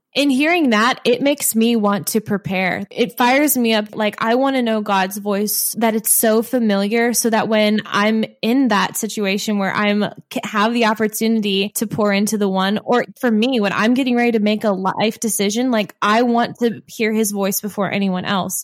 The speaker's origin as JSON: {"language": "English", "region": "Midwest", "country": "United States", "accent": "Midwestern", "said": "my Midwestern accent"}